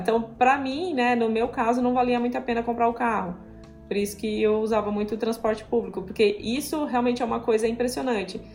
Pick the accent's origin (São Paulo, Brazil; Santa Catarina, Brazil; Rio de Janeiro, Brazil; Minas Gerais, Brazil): Santa Catarina, Brazil; southern; moved away as an adult; also born or lived in Italy; now in Florianópolis, Brazil; Eu não sou natural daqui, sou natural do, do sul do estado de Santa Catarina